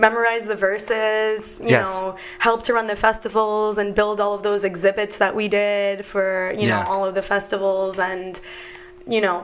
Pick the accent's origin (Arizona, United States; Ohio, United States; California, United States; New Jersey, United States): New Jersey, United States; I grew up in New Jersey